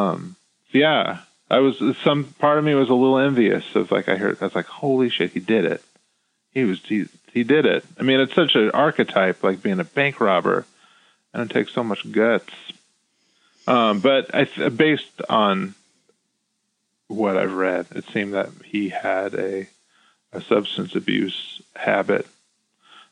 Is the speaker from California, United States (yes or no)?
yes; San Francisco, California, United States; moved away as an adult; now in Chicago, United States; I grew up in San Francisco